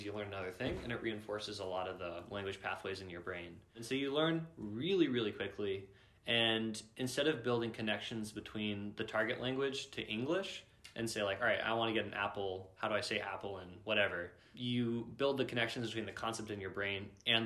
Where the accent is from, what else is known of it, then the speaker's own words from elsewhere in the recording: St. Louis, Missouri, United States; I'm from St. Louis, Missouri.